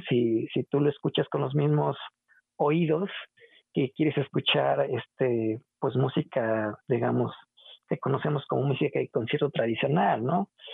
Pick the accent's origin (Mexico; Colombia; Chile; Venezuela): Mexico; Xalapa, Veracruz; moved away as an adult; also born or lived in Colorado, United States; soy originario de Jalapa, Veracruz